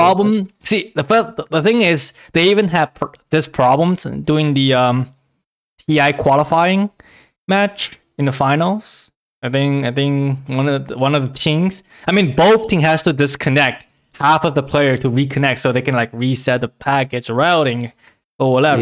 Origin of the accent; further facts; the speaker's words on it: China; moved away; when I was back in China, my hometown, hometown cities, they're, like, my house doesn't have A C or heaters